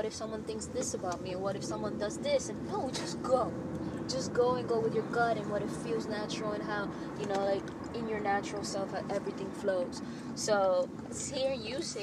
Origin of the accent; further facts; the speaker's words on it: New York, United States; now in Los Angeles, United States; I'm a New Yorker. Living